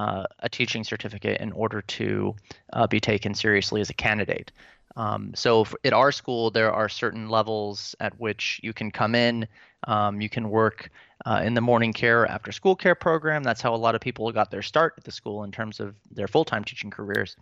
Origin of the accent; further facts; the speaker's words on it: Pensacola, Florida, United States; moved away as an adult; also born or lived in Atlanta, Georgia / Tampa, Florida / Orlando, Florida / Virginia; now in Dresden, Germany; Georgia is where I was born, but I'm really from Florida. I mean, I spent the majority of my childhood there